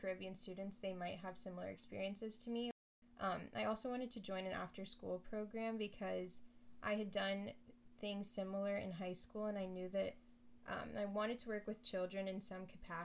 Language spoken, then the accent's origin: English; Miami, Florida, United States; moved away as an adult; also born or lived in Nashville, Tennessee; I'm a Miami native. I'm Haitian American, so both of my parents are from Haiti.